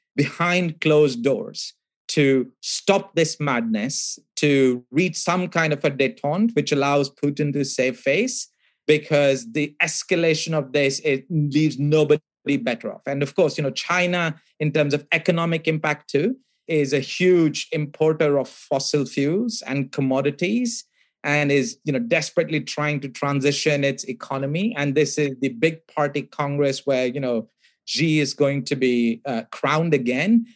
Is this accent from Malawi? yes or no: no; India; I grew up in India